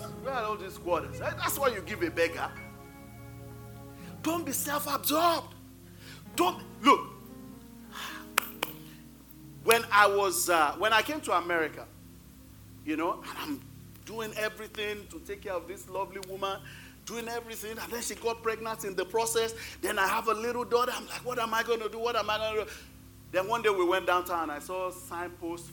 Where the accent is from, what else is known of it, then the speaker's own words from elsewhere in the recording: Nigeria; moved away as an adult; now in United States; I came to the United States November 8th. We left Nigeria November 7th.